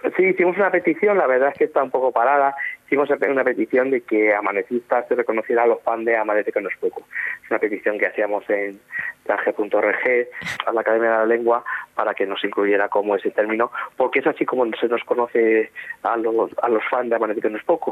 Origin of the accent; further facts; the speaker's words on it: Ayna, Castilla-La Mancha, Spain; tenía 12 años cuando se rodó en mi pueblo